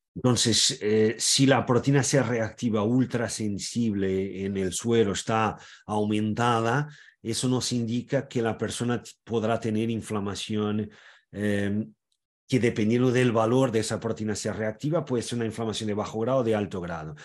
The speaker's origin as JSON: {"language": "Spanish", "country": "Portugal", "said": "yo soy portugués, tengo orígenes en varias partes de Portugal, pero también e, en España, en Galicia, en Cataluña"}